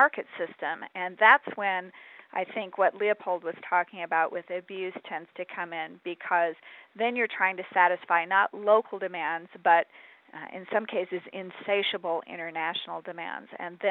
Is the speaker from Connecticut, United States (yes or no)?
no; Arizona, United States; I grew up in Arizona